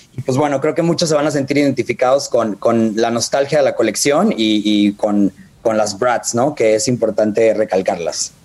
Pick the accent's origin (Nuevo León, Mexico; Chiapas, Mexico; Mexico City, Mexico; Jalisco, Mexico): Jalisco, Mexico; Guadalajara; yo soy de Guadalajara